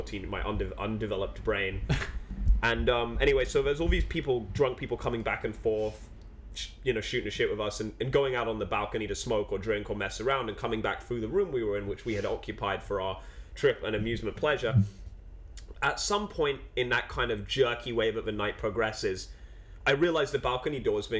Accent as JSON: {"language": "English", "region": "London", "country": "United Kingdom", "tie": "born or raised there", "moved": "yes", "said": "growing up in London"}